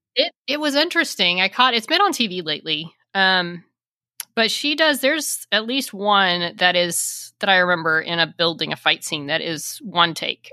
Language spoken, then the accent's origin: English; Texas, United States; I'm from Texas